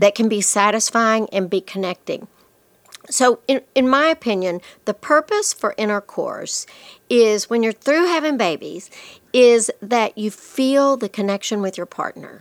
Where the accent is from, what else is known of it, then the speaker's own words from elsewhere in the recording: Lubbock, Texas, United States; I'm from Lubbock